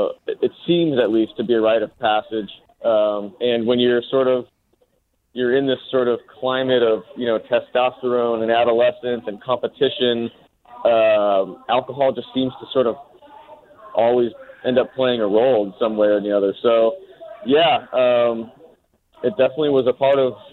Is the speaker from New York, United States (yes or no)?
no; Bay Area, California, United States; moved away; I was born and raised in the Bay Area, and this was in the late 80s.